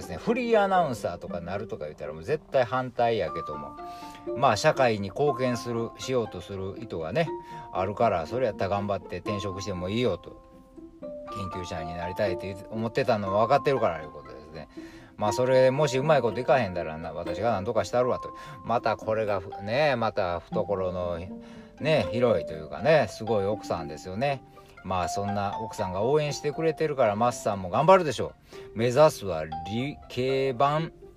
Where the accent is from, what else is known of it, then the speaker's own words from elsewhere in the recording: Nara, Japan; 私奈良ですけど